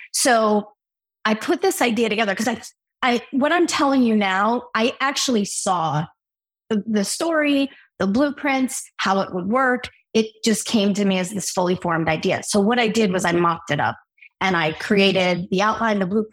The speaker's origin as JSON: {"language": "English", "town": "Newark", "region": "New Jersey", "country": "United States", "tie": "born or raised there", "said": "I grew up in Newark, New Jersey"}